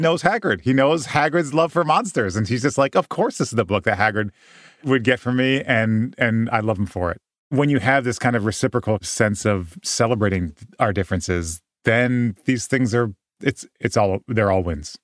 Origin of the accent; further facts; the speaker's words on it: Midwest, United States; grow up Japanese in the Midwest